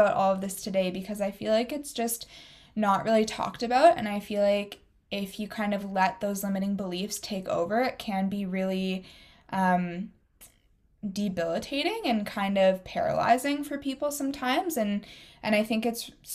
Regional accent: Waterloo, Ontario, Canada; where you and I grew up in Waterloo, Ontario

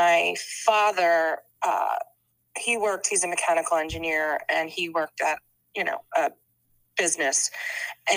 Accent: Bucks County, Pennsylvania, United States; we grew up outside in Bucks County

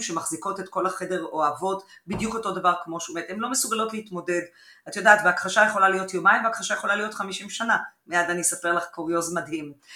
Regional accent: Haifa, Haifa District, Israel; בבית בחיפה

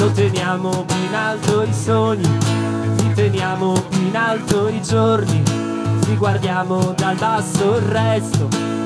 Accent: Turin, Piedmont, Italy; Noi siamo di Torino, il prossimo pezzo parla di Torino.

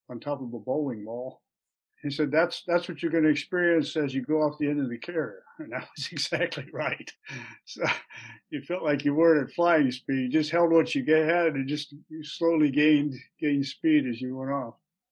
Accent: Manteca, California, United States; also born or lived in Milwaukee, Wisconsin / McCall, Idaho; I was actually born in Milwaukee, Wisconsin, but I grew up in the Central Valley of California, a little farm community called Manteca

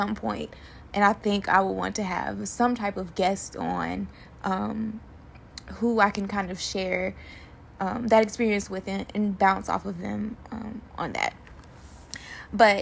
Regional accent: Macon, Georgia, United States; now in Kansas City, United States; I am originally from Macon, Georgia

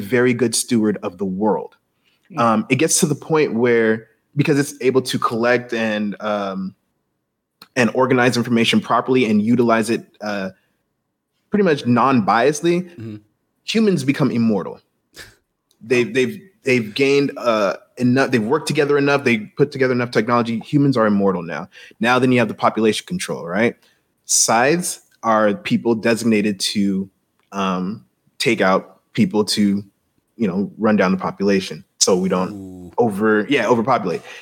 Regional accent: Jamaica; I'm Jamaican

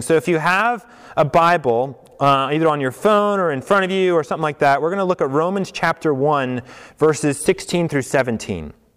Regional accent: Colorado, United States; moved away as an adult; also born or lived in New York / the Midwest; I grew up in Colorado

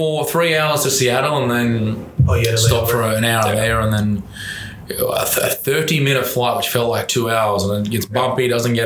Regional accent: Brisbane, Queensland, Australia; moved away as an adult; now in Newport Beach, United States; I'm from Brisbane, so southeast Queensland. So I moved over 3 years ago.

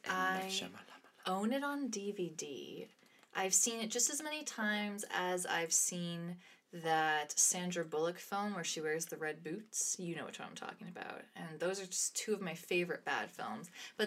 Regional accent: Midwest, United States; also born or lived in Canada / Toronto, Canada; because on top of being Canadian, I'm also American, and that's what Midwestern kids eat is hot dogs and macaroni and cheese.

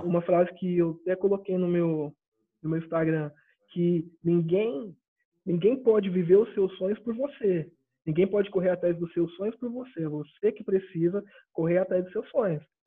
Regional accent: Ituverava, São Paulo, Brazil; sou de Ituverava, interior de São Paulo, uma cidade que ninguém conhece, é o fim do mundo aqui

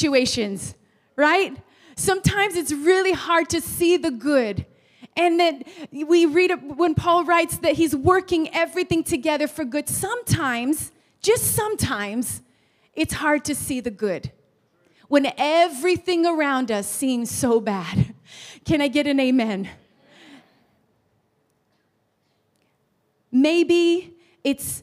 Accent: Los Angeles, California, United States; now in England; I was born in Los Angeles, California, and both my mother and my father were from rival gangs in LA.

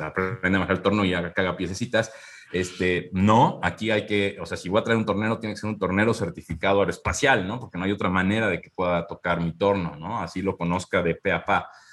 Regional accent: Mexico; now in Querétaro, Mexico; somos muy empáticos como cultura mexicana

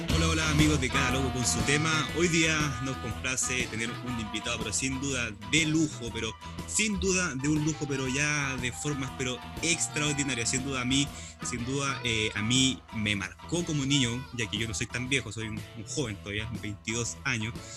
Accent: Los Ángeles, Biobío, Chile; moved away as an adult; also born or lived in Concepción; yo soy de Los Ángeles, pero cuando estudio vivo ya en Concepción

